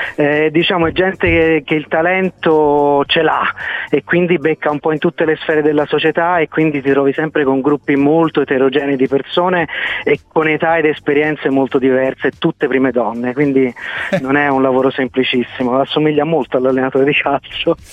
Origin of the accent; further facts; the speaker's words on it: Fiesole, Tuscany, Italy; moved away; di fatto sono cresciuto in Fiesola